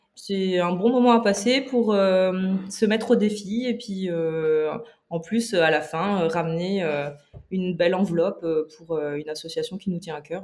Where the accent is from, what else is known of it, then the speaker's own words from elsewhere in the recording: eastern France, France; je viens également de l'Est de la France